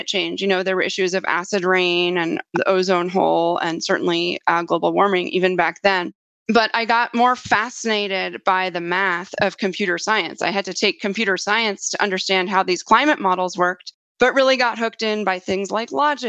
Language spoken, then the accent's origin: English; New York City, New York, United States; I grew up in New York City